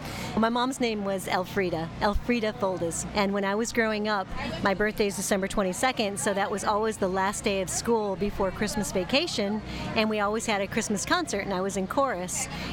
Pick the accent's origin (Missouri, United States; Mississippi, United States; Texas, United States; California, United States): California, United States; Los Angeles; I'm from Reseda